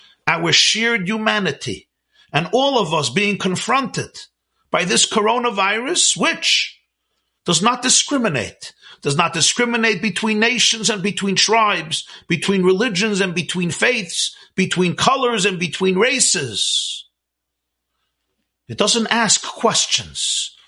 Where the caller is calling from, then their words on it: Monsey, New York, United States; I'm speaking here from Muncie, New York. New York was hit very, very bad.